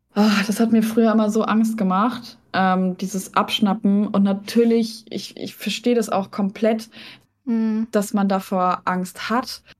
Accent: Hesse, Germany; also born or lived in Lübeck; now in Hamburg, Germany; aber ursprünglich bin ich in Hessen aufgewachsen

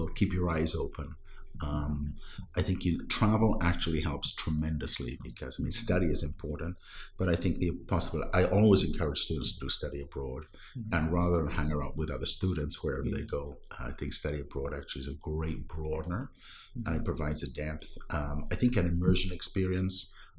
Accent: Wales, United Kingdom; first language Welsh; English is a second language; now in Santa Clara, United States; My native language is not English, it's Welsh

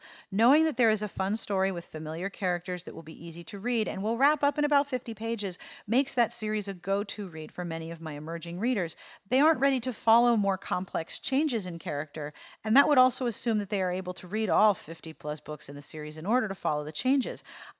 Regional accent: Chicago, Illinois, United States; It takes place in my hometown of Chicago, and she gets it so right. I know all these places. I've eaten in those restaurants.

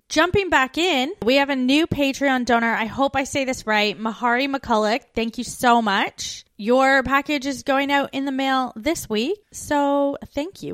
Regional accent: Canada; moved away as an adult; We're two Canadian expats now living in Australia in the U K.

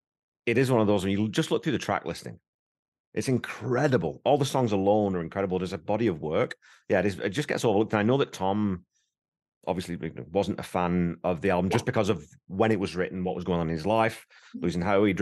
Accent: England, United Kingdom; I knew because I'm English

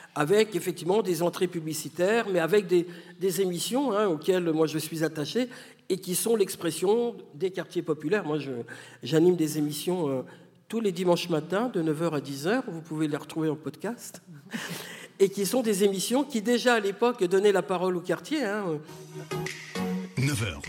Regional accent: France; je suis née en France de parents algériens qui ne sont plus là

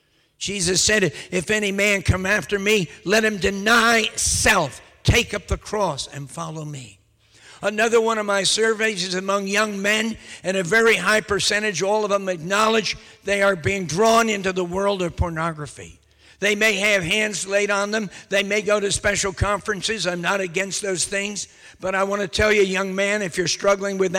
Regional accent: United States; moved away as an adult; now in London, United Kingdom; people keep asking me when I'm going to go back to the United States.

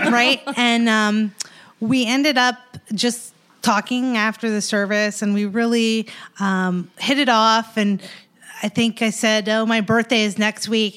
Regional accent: Missouri, United States; moved away as an adult; also born or lived in Washington, D.C.; now in Northern Virginia, United States; I'm from Missouri

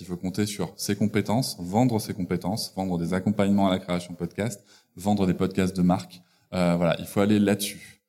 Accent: Bordeaux, Nouvelle-Aquitaine, France; je suis de Bordeaux

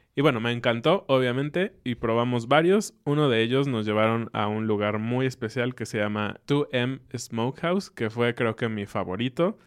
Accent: Mexico; como buenos mexicanos, cenamos un poco más tarde

